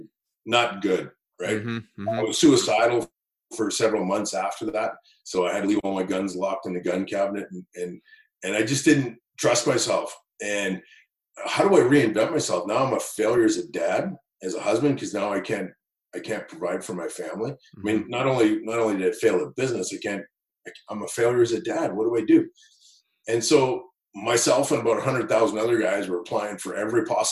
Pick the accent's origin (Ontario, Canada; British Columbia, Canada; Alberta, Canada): British Columbia, Canada; Kelowna; growing up in Kelowna